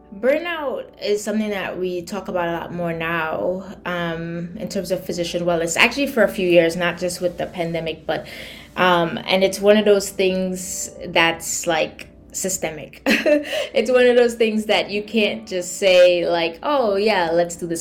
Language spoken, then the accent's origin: English; Trinidad & Tobago; moved away as an adult; also born or lived in New York City, United States / Connecticut, United States; now in New York, United States; born and raised in Trinidad, I came to the US in 2001 for college in New York City